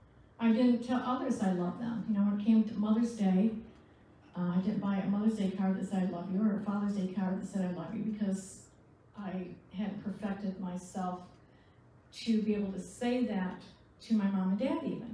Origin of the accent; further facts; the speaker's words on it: Michigan, United States; also born or lived in Charlevoix / Vicksburg / Lansing / Flint; I was born in Michigan, so I carry my map with me wherever I go. And I grew up there